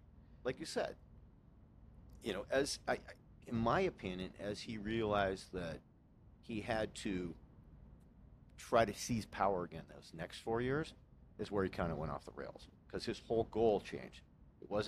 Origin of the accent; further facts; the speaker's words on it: Los Angeles, California, United States; I grew up in Los Angeles